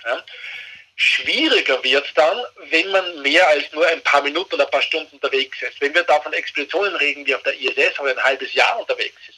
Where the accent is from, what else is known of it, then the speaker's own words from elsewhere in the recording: Austria; bei uns in Österreich